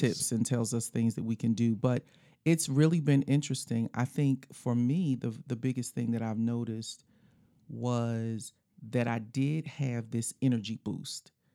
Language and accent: English; Philadelphia, Pennsylvania, United States; when we were growing up in Philly